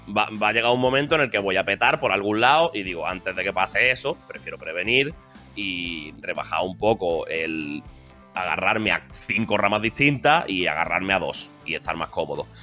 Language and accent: Spanish; Málaga, Andalusia, Spain; moved away as an adult; also born or lived in Madrid; soy de aquí, soy de Málaga, he nacido aquí